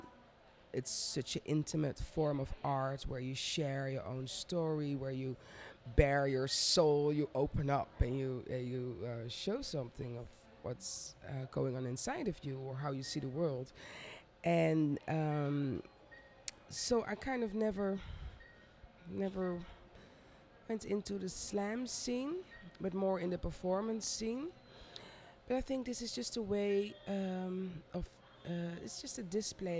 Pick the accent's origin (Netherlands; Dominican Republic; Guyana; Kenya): Netherlands; I grew up in the Netherlands, where I still live, in Amsterdam